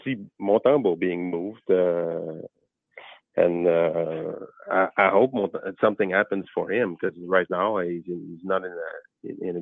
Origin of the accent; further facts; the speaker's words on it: Val-des-Monts, Quebec, Canada; accent: French; my French accent